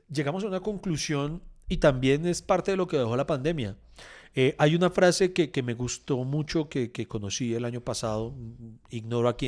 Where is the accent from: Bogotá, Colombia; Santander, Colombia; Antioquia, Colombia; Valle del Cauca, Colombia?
Bogotá, Colombia; bueno, soy muy rolo, muy vacaciones.